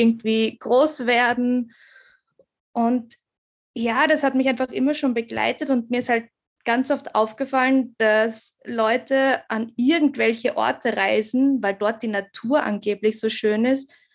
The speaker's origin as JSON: {"language": "German", "town": "Graz", "region": "Styria", "country": "Austria", "said": "ich komme aus Graz"}